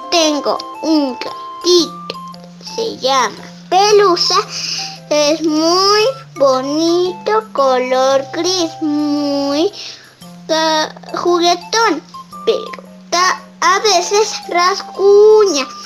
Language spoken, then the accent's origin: Spanish; Tenango de Doria, Hidalgo, Mexico; Soy de Tenango de Doya, tengo 6 años y estudio en la primaria y pasé a segundo grado.